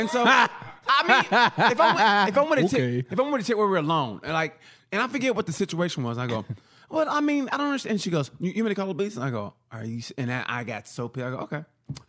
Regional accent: Knoxville, Tennessee, United States; I'm from Knoxville, Tennessee.

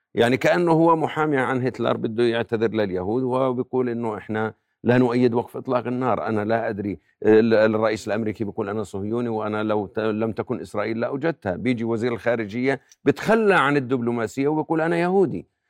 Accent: Jordan

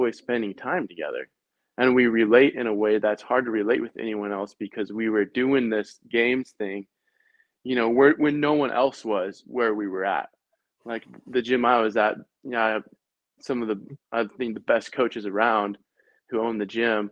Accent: Lynden, Washington, United States; also born or lived in Oregon; I'm from Linden

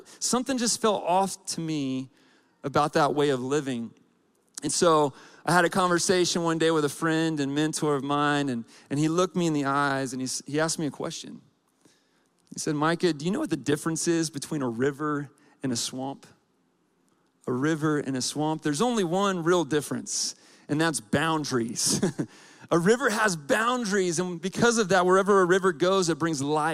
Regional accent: Atlanta, Georgia, United States; now in Colorado Springs, United States; I grew up in Atlanta

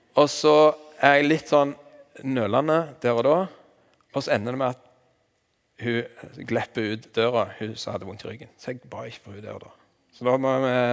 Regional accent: Vigrestad, Rogaland, Norway; accent: Jær dialect; jeg er fra Vigrest på Jæren

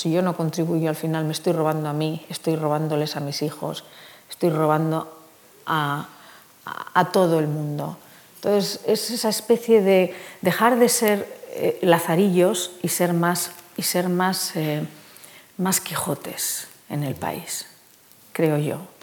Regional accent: Basque Country, Spain; Soy vasca

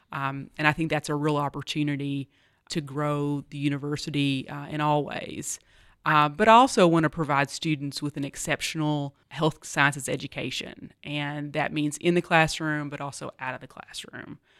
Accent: Appalachian College of Pharmacy hometown, Virginia, United States; moved away as an adult; also born or lived in Tennessee; was recruited away from my law practice, um, back to my hometown to help start the Appalachian College of Pharmacy

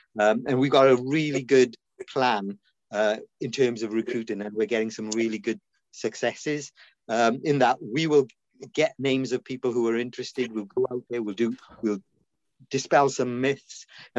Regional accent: Cardiff, Wales, United Kingdom; born or raised there; also born or lived in India

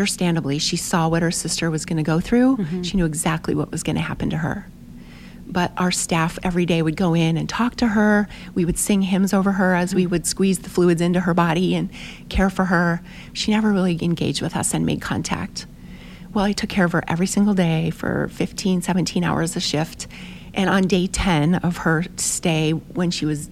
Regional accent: United States; we're from America

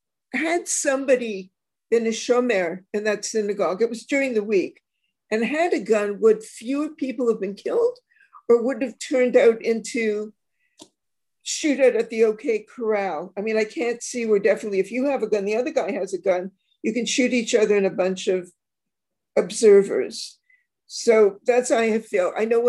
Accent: Canada; moved away as an adult; also born or lived in Israel; where do you come from? I said, Canada.

